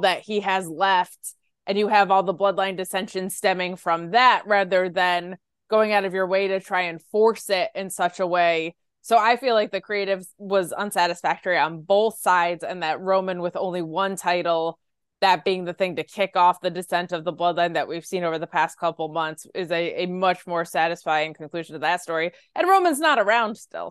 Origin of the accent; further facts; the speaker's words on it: Binghamton, New York, United States; moved away as an adult; it's in my hometown, actually, where I grew up.